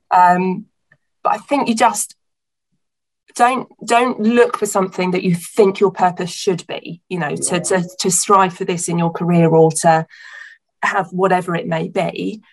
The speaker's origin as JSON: {"language": "English", "area": "Hampshire", "region": "South East England", "country": "United Kingdom", "tie": "born or raised there", "said": "I grew up um, in Hampshire, so between Southampton and Portsmouth down on the coast"}